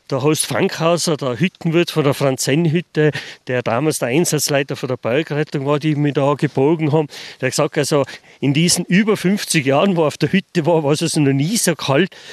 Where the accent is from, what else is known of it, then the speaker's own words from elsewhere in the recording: Fulpmes, Tyrol, Austria; Und genauso, ich bin aus Fulpmes.